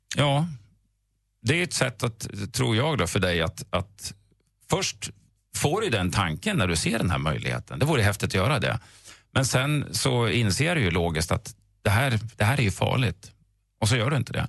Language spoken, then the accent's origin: Swedish; Östersund, Jämtland, Sweden; jag är en bilelektrikergrabb från Östersund